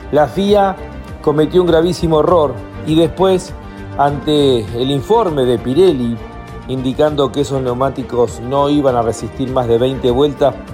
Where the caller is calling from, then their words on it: Argentina; Soy … de McLaren, Argentina.